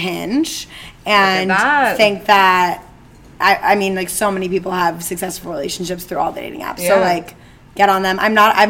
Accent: Bedford, New York, United States; Yeah, and we grew up in Bedford, New York, to be a little more specific about the Westchester.

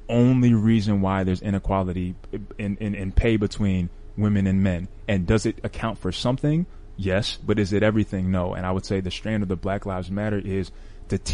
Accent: New York City, New York, United States; also born or lived in Florida; now in Orlando, United States; I grew up in Bronx, New York.

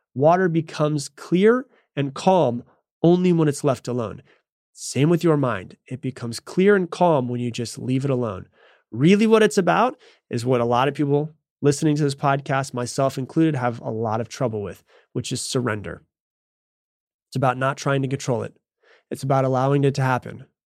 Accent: Florida, United States; I grew up in Florida

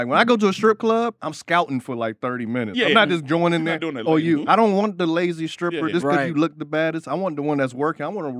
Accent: Miami, Florida, United States; moved away; I'm from Miami

